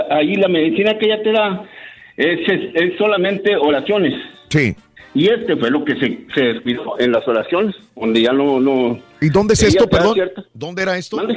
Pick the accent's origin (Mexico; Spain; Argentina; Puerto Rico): Mexico; San Alberto, Coahuila; donde yo nací, en San Alberto, Coahuila